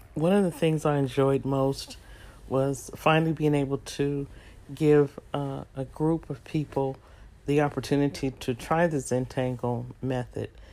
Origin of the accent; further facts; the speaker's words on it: San Francisco, California, United States; moved away; also born or lived in Texas; raised in San Francisco and San Jose